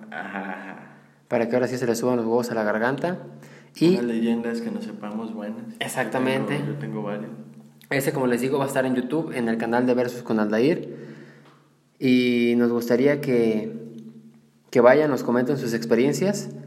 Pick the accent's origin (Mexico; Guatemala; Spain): Mexico